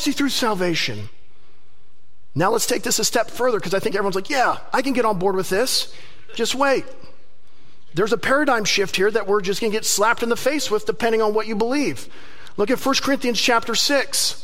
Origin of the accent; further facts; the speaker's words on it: United States; us as American Christians